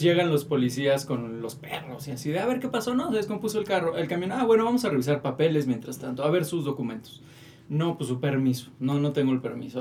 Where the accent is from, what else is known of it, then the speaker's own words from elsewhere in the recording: Toluca, State of Mexico, Mexico; also born or lived in Metepec / Tijuana; yo soy de Toluca.